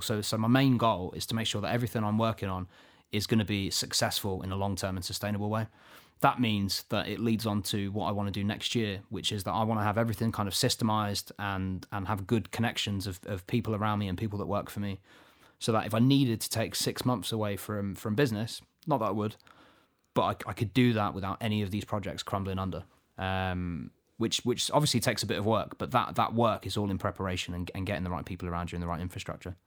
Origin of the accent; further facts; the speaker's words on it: Luton, East of England, United Kingdom; I'm not from Manchester myself, although I am, I am, uh, I was born here in Luton